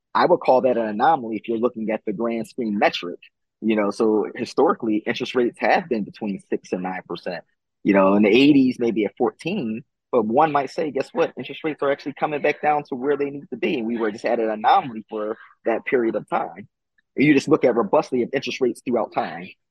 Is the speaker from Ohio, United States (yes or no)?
no; Philadelphia, Pennsylvania, United States; also born or lived in Louisiana; born and raised in Philadelphia